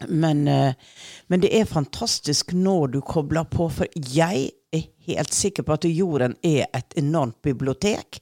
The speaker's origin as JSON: {"language": "Norwegian", "area": "Sunnmøre coast", "region": "Western Norway", "country": "Norway", "tie": "born or raised there", "said": "jeg vokste jo opp på Vestlandet utenfor kysten."}